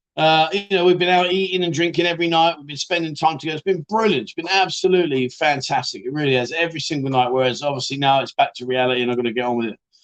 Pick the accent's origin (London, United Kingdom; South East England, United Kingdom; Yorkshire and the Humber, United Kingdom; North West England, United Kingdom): Yorkshire and the Humber, United Kingdom; Barnsley; now in Pattaya, Thailand; Barnsley, lad, I'm from Barnsley